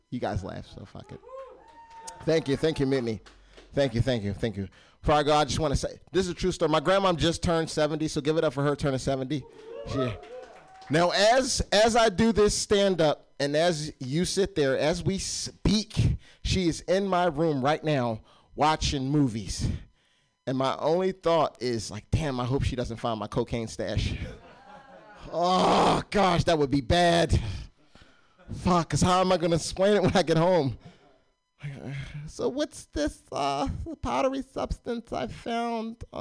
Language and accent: English; Warminster, Pennsylvania, United States; moved away; I'm from Warminster, Pennsylvania.